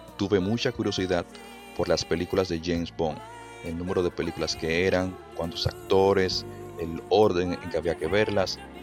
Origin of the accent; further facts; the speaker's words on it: Dominican Republic; Soy de la República Dominicana